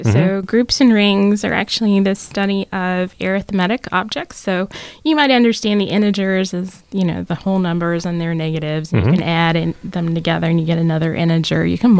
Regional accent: Tallahassee, Florida, United States; moved away; also born or lived in Alabama; I'm from Tallahassee.

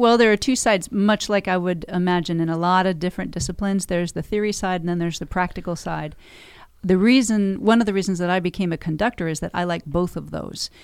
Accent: Encinitas, California, United States; moved away as an adult; also born or lived in Carlsbad, California / Escondido, California / Los Angeles, California; I was born and raised on the beach in Encinitas

